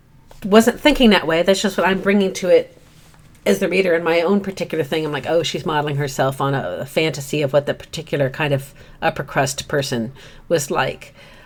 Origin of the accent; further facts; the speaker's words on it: United Kingdom; And I grew up overseas in Britain and its ex-colonies. And so I watched a lot of British television as a youngster